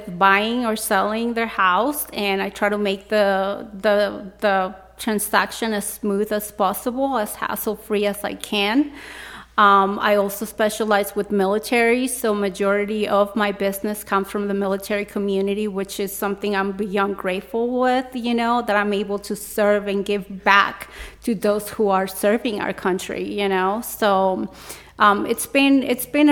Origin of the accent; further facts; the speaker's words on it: California, United States; now in El Paso, United States; I'm originally from California